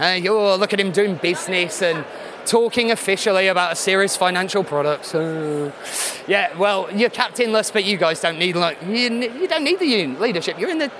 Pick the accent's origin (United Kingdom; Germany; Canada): United Kingdom; You know, being very British, it's a play on portmanteau